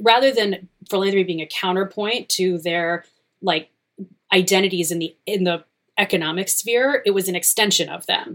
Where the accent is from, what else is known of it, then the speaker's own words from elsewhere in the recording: Cleveland, Ohio, United States; moved away; also born or lived in New York; I'm from Ohio, um, so I went back to Cleveland